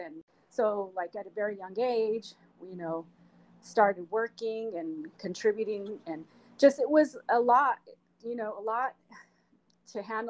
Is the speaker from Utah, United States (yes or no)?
yes; Salt Lake City, Utah, United States; moved away as an adult; now in Sacramento, United States; I grew up in Salt Lake City, Utah